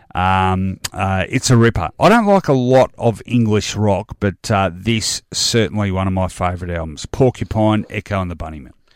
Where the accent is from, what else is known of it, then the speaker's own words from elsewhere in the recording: Australia; being Australian